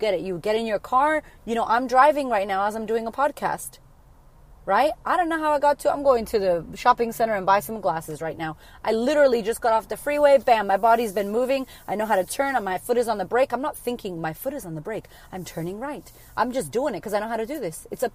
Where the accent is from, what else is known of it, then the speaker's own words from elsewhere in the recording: Framingham, Massachusetts, United States; also born or lived in Boston, Massachusetts; Where I grew up is Framingham, Massachusetts